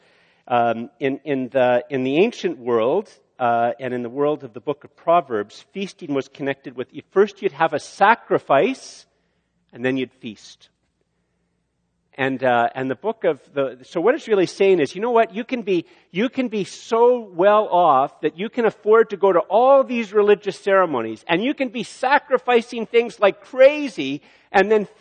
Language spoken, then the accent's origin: English; Canada; as a Canadian